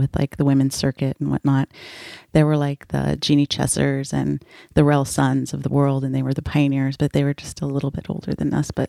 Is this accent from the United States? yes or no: yes; North Shore of Oahu, Hawaii, United States; I was born and raised on the North Shore of Oahu. My mom's family is a fourth-generation Portuguese immigrants who came to Hawaii from the Azores Islands. My dad is a surfer from California